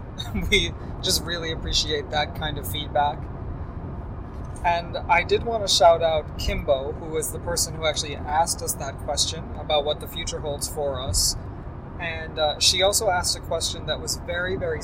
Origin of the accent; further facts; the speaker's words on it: Rochester, New York, United States; I grew up in Western New York, in Rochester